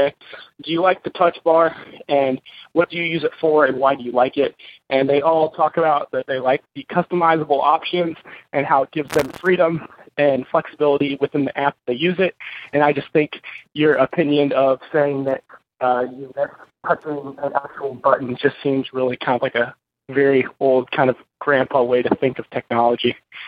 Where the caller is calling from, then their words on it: Tennessee, United States; Hey, Brian, I know this is redundant. … from Tennessee